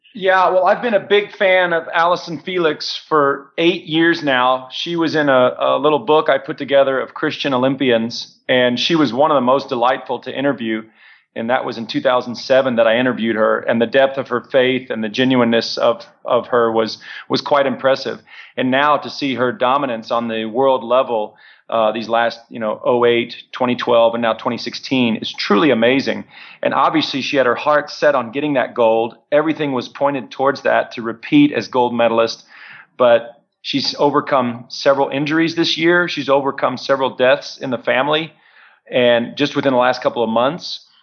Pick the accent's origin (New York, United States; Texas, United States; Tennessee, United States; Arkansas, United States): Texas, United States; San Antonio; now in Edmond, United States; I'm originally from San Antonio, Texas